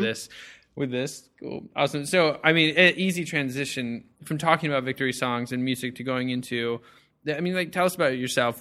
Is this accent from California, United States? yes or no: yes; Whittier, California, United States; I'm from Whittier